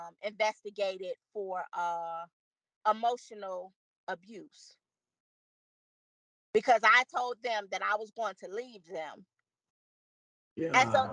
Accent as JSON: {"language": "English", "town": "Chicago", "region": "Illinois", "country": "United States", "said": "we're both from Chicago together."}